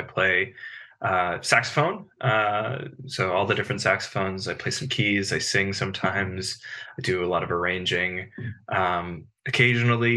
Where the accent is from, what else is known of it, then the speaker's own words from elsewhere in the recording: Bethesda, Maryland, United States; I grew up in the Bethesda, like DC area